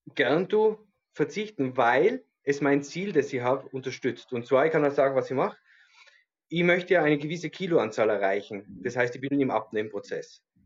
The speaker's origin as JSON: {"language": "German", "region": "Tyrol", "country": "Austria", "said": "bei uns in Tirol"}